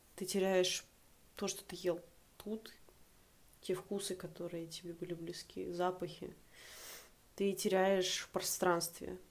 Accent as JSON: {"language": "Russian", "region": "Saint Petersburg", "country": "Russia", "also_born_or_lived": "Prague, Czech Republic", "moved": "as an adult", "lives_now": "Tbilisi, Georgia", "said": "мне 25 лет, я из Санкт-Петербурга"}